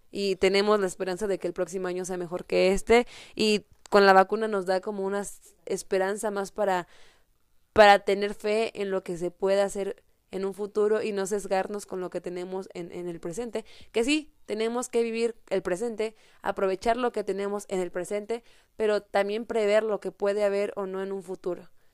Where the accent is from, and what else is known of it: Mexico